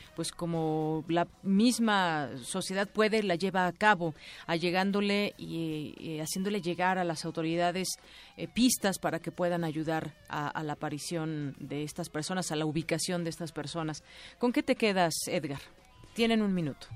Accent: Mexico; como mexicanos

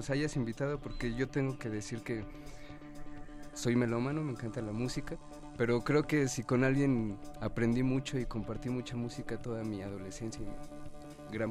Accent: Ecatepec, State of Mexico, Mexico; Pues de alguna forma porque es el entorno del que nosotros venimos también. Somos eh, originarios de Catepec y... Catepec Rules.

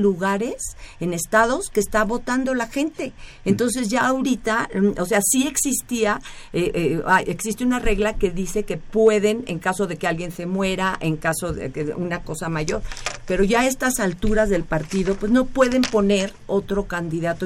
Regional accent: Mexico; nosotros aquí en México

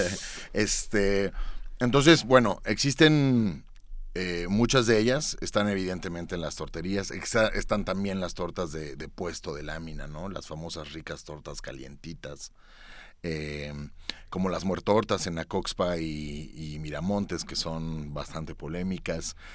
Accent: Mexico

